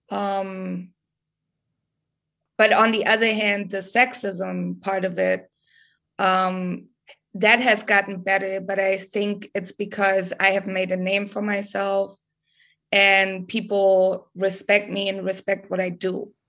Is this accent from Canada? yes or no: no; Germany; English is a second language; because all these hip hop heads where I'm from, uh, like in my hometown, every show I would go to, it's all white kids, right? It's all German kids.